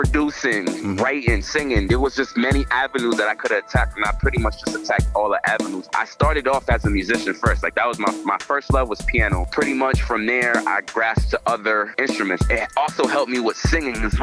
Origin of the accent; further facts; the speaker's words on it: Boston, Massachusetts, United States; also born or lived in Mattapan, Boston; I grew up in Dorchester, and then I moved to Mattapan at like 14, 15, but I didn't hang in Mattapan. I just lived there. My upbringing was in Dorchester